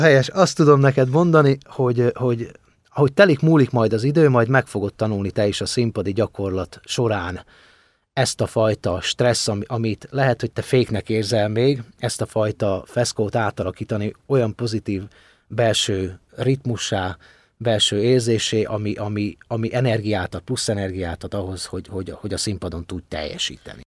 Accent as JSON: {"language": "Hungarian", "area": "home in Ukraine, Transcarpathia", "region": "Zakarpattia Oblast", "country": "Ukraine", "moved": "yes", "lives_now": "Hungary"}